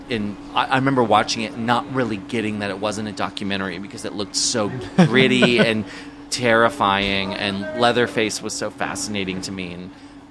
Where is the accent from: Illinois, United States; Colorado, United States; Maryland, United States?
Maryland, United States; I grew up in Maryland, and being a kid who went to Catholic school in Maryland